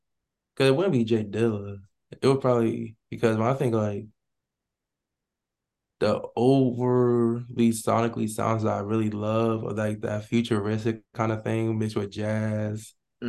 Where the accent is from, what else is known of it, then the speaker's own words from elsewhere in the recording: Central New Jersey, United States; me growing up in Jersey, I listened to Jersey Club